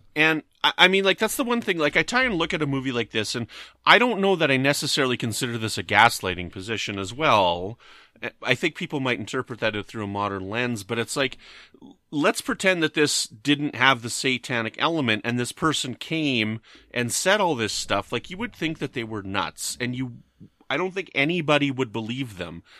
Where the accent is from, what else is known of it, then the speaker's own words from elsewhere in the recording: Canada; I'm from Canada